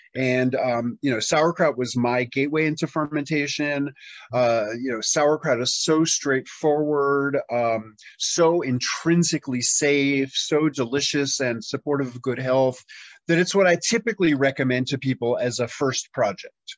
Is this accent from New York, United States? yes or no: yes; New York City, New York, United States; moved away as an adult; now in Tennessee, United States; in 1993 I moved from my hometown of New York City to rural Tennessee